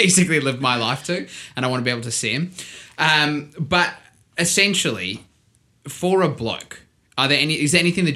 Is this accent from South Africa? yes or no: yes; South Africa; accent: South African; my South African accent